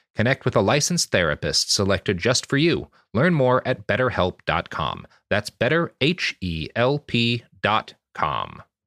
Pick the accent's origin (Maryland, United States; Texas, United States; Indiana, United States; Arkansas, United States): Texas, United States; speaking as a Texan